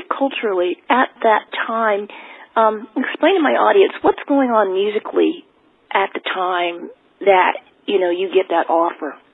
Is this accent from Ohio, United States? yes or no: no; New Brunswick, New Jersey, United States; moved away; East Coast. I'm from Jersey. I'm New Brunswick.